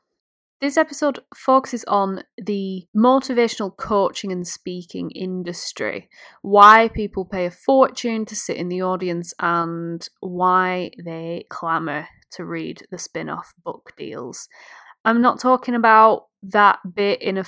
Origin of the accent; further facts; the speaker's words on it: United Kingdom; I'm British